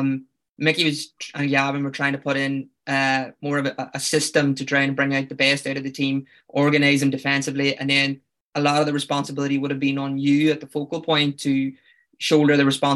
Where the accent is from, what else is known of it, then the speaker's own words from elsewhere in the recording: Northern Ireland, United Kingdom; Yeah, no, I'm from Tyrone.